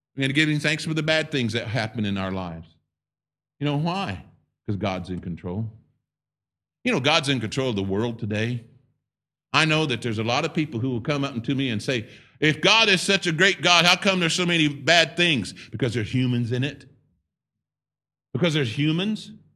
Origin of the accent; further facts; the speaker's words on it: United States; I'm a Native American. I'm a native.